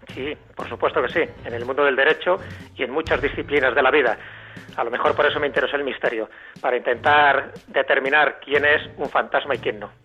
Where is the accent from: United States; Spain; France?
Spain; Castile and León; Aparece mi pueblo, aparecen los castillos, aparecen mis compañeros jugando y aparece sobre todo ese sabor entrañable que tienen los pueblos castellanos leoneses